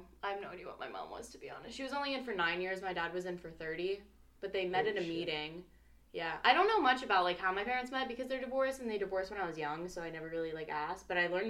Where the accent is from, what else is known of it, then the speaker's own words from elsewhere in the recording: Valdosta, Georgia, United States; born there; I was born in Valdosta, which is, like, pretty much literally right across the border from Florida, so I like Georgia